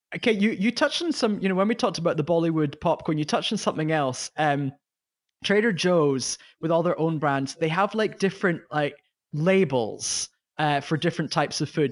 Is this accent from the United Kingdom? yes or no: yes; United Kingdom; as a British person